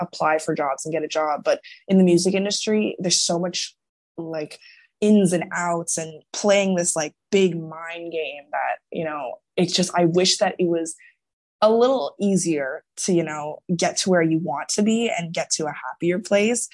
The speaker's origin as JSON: {"language": "English", "town": "Toronto", "region": "Ontario", "country": "Canada", "said": "I'm from Toronto"}